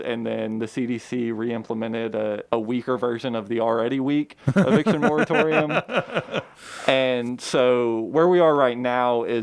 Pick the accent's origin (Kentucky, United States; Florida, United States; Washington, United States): Kentucky, United States; Georgetown; also born or lived in Lexington, Kentucky; I grew up in Georgetown